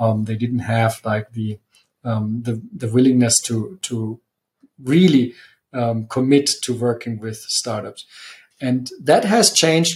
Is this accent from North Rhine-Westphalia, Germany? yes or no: no; Munich, Bavaria, Germany; moved away as an adult; also born or lived in Italy; I am from Munich and I'm also back in Munich.